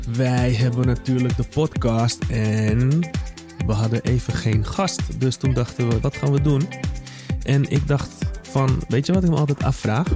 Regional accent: Netherlands; ik ben een Nederlander

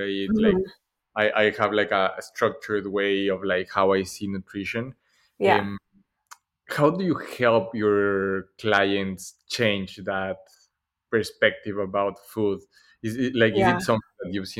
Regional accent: Ecuador; moved away as an adult; now in Boston, United States; I moved to Boston 4 years ago and I grew up in Ecuador

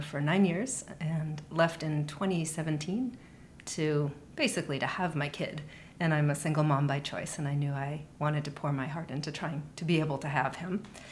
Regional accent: Boston, Massachusetts, United States; I grew up in and around Boston

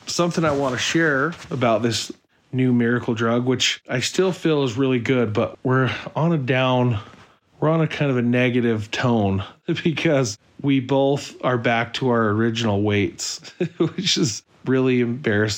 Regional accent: Mapleton, Utah, United States; We are from Utah, Mapleton, Utah

